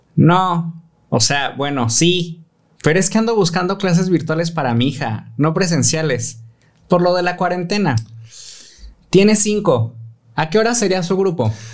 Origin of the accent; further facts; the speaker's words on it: Mexico City, Mexico; moved away; soy de Ciudad de México